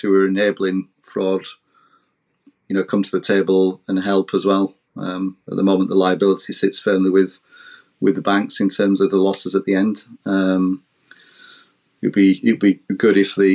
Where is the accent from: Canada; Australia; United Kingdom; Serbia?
United Kingdom; the Northeast, North East England; I'm from the Northeast as well